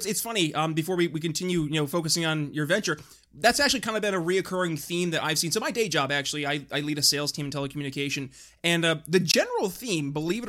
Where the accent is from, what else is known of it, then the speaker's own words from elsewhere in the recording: New York, United States; now in Philadelphia, United States; I'm in Philadelphia. I'm originally from New York State, two states that have not done too hot.